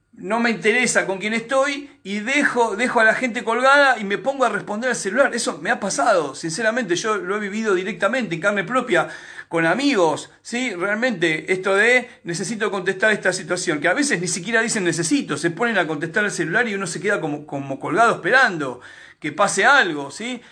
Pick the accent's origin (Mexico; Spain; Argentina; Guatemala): Argentina; solamente en Argentina nos comportamos así